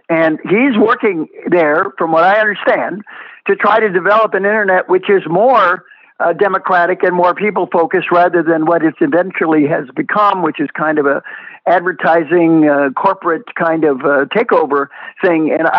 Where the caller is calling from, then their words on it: West Palm Beach, Florida, United States; Here in Florida, and I'm calling you from West Palm Beach